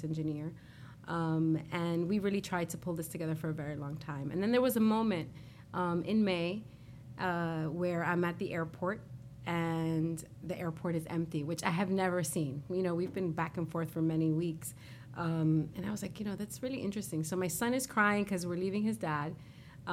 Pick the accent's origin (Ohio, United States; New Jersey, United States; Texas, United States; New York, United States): New York, United States; New York City; I'm a girl from Corona